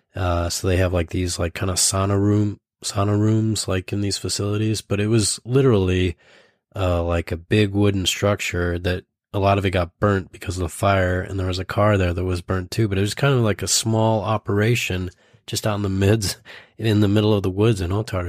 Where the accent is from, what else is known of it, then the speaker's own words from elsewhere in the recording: Idaho, United States; when I was growing up in Idaho